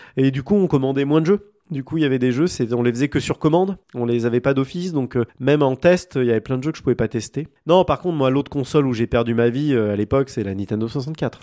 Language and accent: French; France; chez nous en France